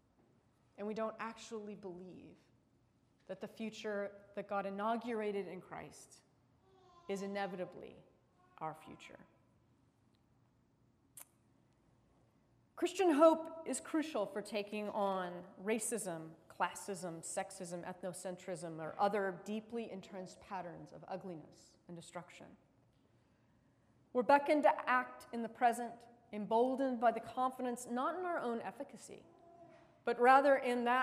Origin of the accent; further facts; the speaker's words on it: United States; as an American